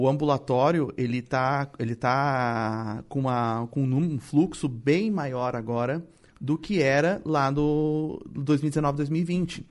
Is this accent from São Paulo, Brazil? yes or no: no; Porto Alegre, Rio Grande do Sul, Brazil; also born or lived in Torres; eu nasci em Porto Alegre, mas morei anos e anos em Torres